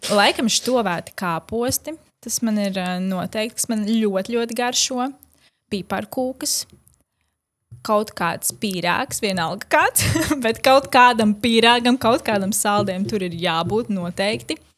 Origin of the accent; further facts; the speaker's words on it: Latvia; Jā, es esmu no Latvijas, kur vecmāmiņa gatavo nu, vienmēr ir pilni galdi.